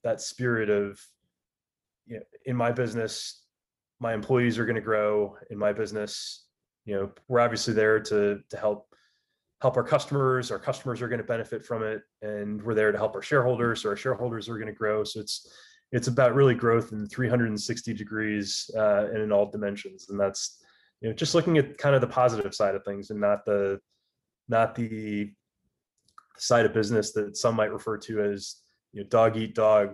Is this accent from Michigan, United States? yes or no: yes; Michigan, United States; moved away as an adult; Grew up, born and raised in Michigan, played a lot of tennis as a kid.